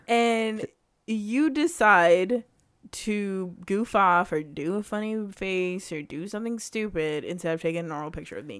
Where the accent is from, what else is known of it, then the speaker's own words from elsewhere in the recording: United States; I am American